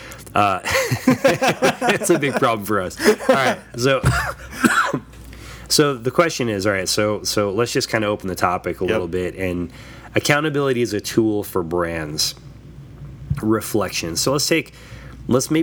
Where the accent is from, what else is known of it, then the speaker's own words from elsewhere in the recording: Oregon, United States; I'm from Oregon, where Tillamook, it's a cheese factory